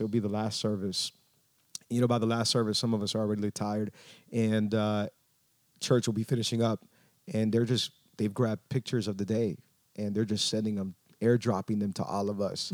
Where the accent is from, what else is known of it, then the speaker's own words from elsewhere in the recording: Miami, Florida, United States; first language English; I was born and raised in Miami.